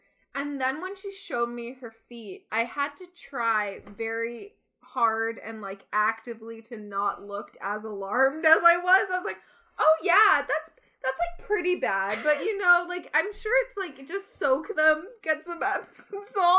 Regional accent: Toronto, Ontario, Canada; I'm from Toronto. Yes.

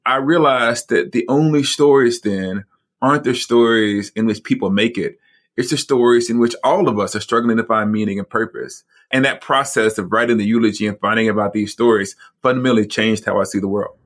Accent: Alabama, United States; moved away as an adult; also born or lived in Rochester, New York; We're actually Southerners. We're from the South in Alabama

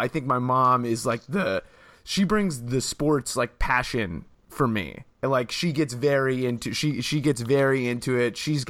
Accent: Salem, Oregon, United States; also born or lived in Portland, Oregon; I grew up in Salem, Oregon. I was born in Portland, but I lived most of my childhood in Salem, went to high school there, went to all school there before I, and then I went to Oregon. So I've been in Oregon for most of my life

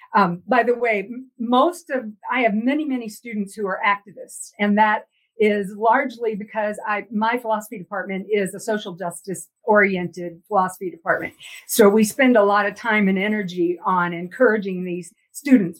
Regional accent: Texas, United States; now in Denver, United States; I grew up in Texas

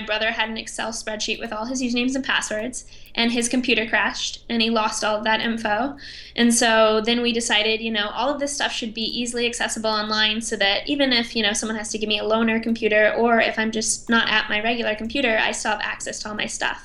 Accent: Arizona, United States; moved away as an adult; also born or lived in Los Angeles / New York; now in San Francisco, United States; my brother and I were born and raised in Arizona

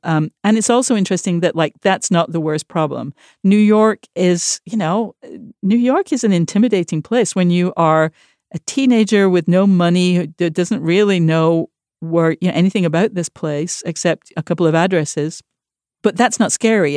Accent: Manchester, North West England, United Kingdom; moved away; Manchester, my hometown

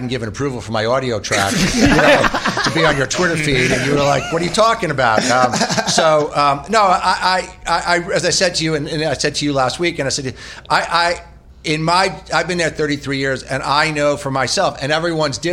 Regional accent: Tenafly, New Jersey, United States; I grew up outside of New York in Tenafly, New Jersey

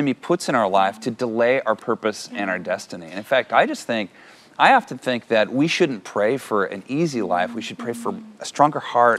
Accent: California, United States; I'm from California.

